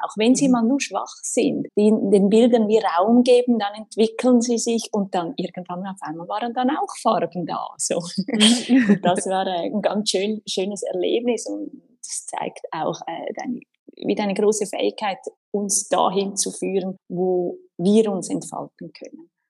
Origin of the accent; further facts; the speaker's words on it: Winterthur, Zurich, Switzerland; Ich bin aus der Schweiz, aus Winterthur